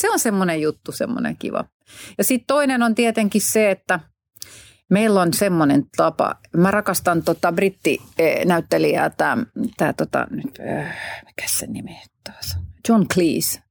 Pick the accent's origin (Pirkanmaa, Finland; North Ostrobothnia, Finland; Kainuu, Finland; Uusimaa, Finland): Uusimaa, Finland; Hanko; mä nyt olen Hangosta kotoisin